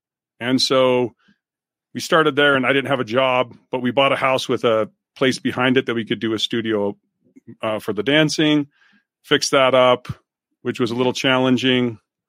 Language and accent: English; Utah, United States; I grew up in Utah, you know, great outdoorsy stuff.